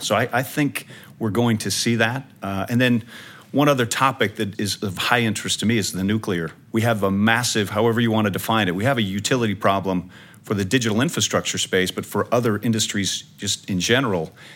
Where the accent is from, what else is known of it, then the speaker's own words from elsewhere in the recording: Omaha, Nebraska, United States; my hometown of Omaha, Nebraska